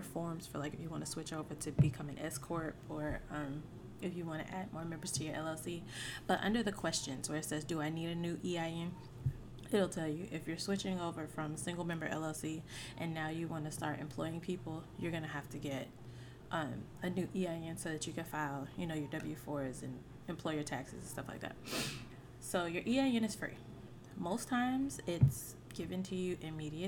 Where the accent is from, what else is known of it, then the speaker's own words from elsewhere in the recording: Mitchellville, Maryland, United States; also born or lived in Monroe; where I grew up was in Mitchellville